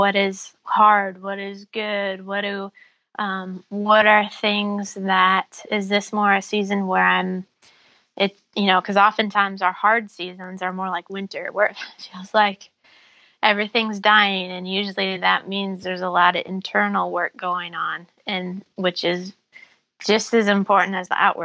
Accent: Iowa, United States; growing up in Iowa

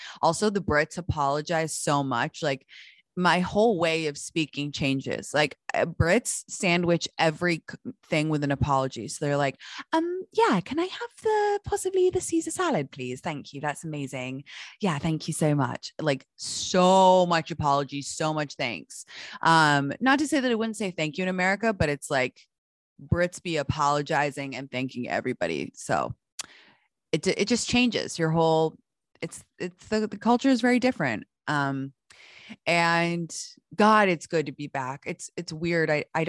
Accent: United States; So if I'm with my parents, like I'm obviously American because they're American.

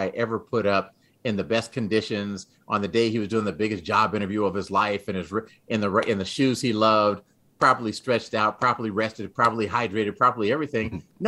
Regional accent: San Antonio, Texas, United States; also born or lived in Dayton, Ohio, United States / England / Greece / Florida, United States; I was born in Dayton, Ohio. We lived in England for 5 years. We lived in Greece for 3 years, lived in Florida for a year, then moved to Texas. And I spent most of my adolescence in Texas, in San Antonio

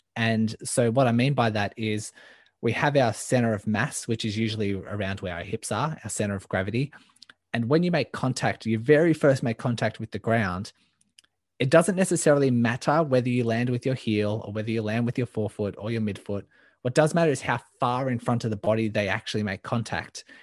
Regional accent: Melbourne, Victoria, Australia; I am from Melbourne, Australia, born and raised

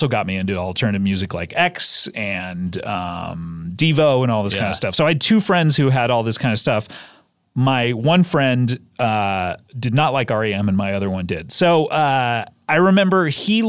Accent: Orange County, Southern California, United States; I grew up in Southern California in Orange County.

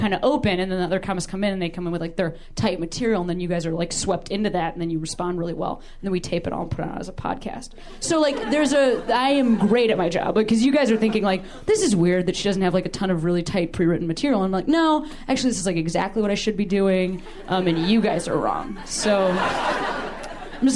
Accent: Chicago, Illinois, United States; moved away as an adult; now in Los Angeles, United States; I've only lived in L.A. for 18 months, and I'm from Chicago

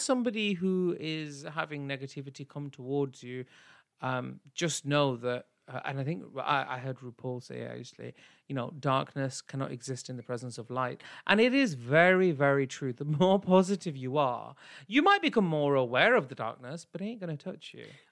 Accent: United Kingdom; I am still South Asian and I'm British

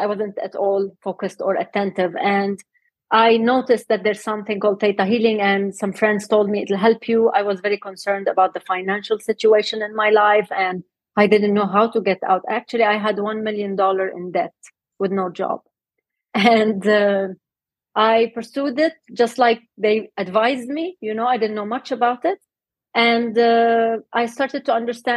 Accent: Lebanon; moved away as an adult; now in Dubai, United Arab Emirates; So actually, I was born and raised in Lebanon, but during the war

